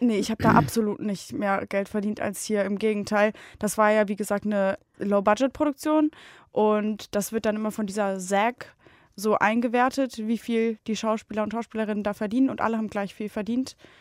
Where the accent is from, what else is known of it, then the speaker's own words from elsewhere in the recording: Bonn, North Rhine-Westphalia, Germany; moved away as an adult; in Bonn, also in meiner Heimat